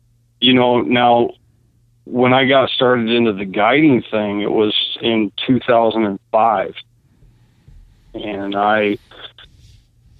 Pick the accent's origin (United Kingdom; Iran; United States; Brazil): United States; Kalamazoo, Michigan; I'm born and raised in Kalamazoo.